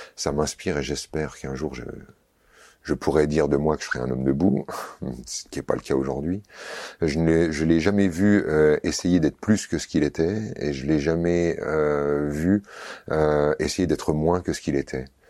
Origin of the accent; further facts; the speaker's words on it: Vosges, Grand Est, France; j'ai grandi dans les Vosges